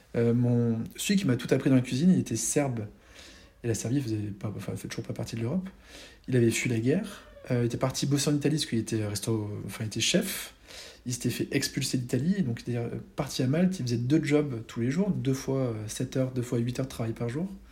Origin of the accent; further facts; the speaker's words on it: France; also born or lived in Malta; la chance qu'on avait d'être français